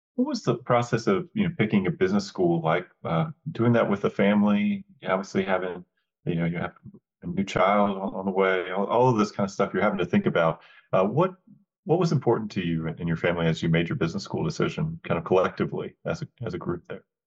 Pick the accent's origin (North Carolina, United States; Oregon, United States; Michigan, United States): North Carolina, United States; I'm from North Carolina